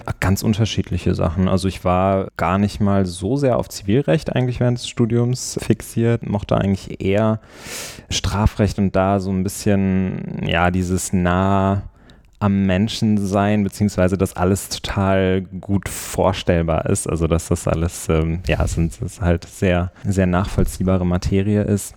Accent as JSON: {"language": "German", "town": "Neuss", "region": "North Rhine-Westphalia", "country": "Germany", "tie": "born or raised there", "also_born_or_lived": "Cologne / Bruges", "moved": "as an adult", "lives_now": "Brussels, Belgium", "said": "ich komme ursprünglich aus Neuss bei Düsseldorf und habe dort auch dann Abitur gemacht"}